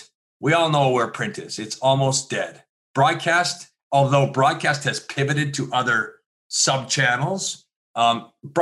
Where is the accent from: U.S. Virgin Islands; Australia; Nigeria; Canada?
Canada; also born or lived in Philadelphia; I am Canadian